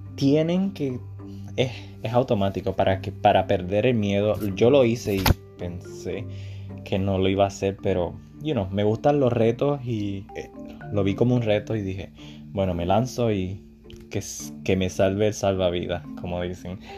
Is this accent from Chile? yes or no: no; Puerto Rico; yo soy de Puerto Rico, el Caribe, ríos, playas, etc.